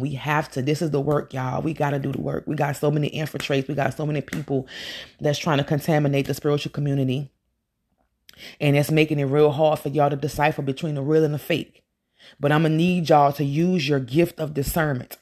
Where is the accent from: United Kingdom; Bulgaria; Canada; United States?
United States; Louisiana; I'm from Louisiana